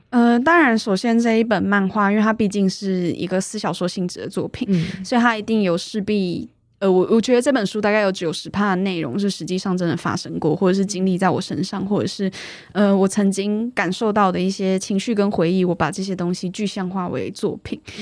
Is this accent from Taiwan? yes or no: yes; Taipei, Taiwan; 我是土生土长的台北人